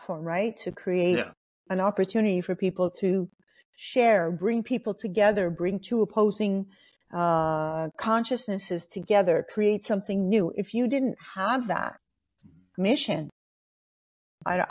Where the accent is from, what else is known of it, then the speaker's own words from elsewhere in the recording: Montreal, Quebec, Canada; I'm actually from Montreal